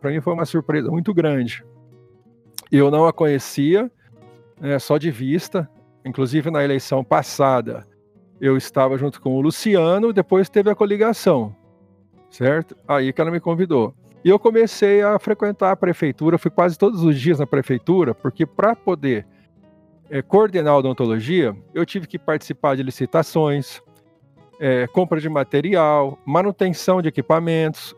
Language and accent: Portuguese; Ribeirão Preto, São Paulo, Brazil; moved away as an adult; also born or lived in Presidente Prudente; now in Andirá, Brazil; eu sou nascido em Ribeirão Preto. Eu fiquei em Ribeirão Preto até uns 18 anos